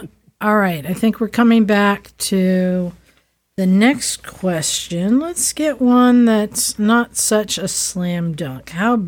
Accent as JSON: {"language": "English", "town": "Oakland", "region": "California", "country": "United States", "tie": "born or raised there", "said": "I grew up in Oakland."}